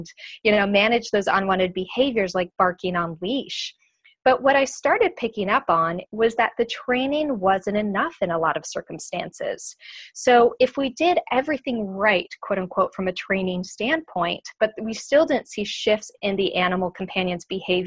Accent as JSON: {"language": "English", "region": "São Paulo", "country": "Brazil", "tie": "born or raised there", "moved": "yes", "said": "I grew up in Brazil, in São Paulo"}